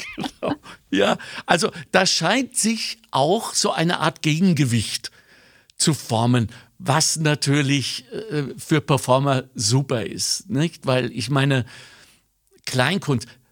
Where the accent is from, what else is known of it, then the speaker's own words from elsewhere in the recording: Germany; moved away; als Deutscher, der nie aufgehört hat, lingual Deutscher zu sein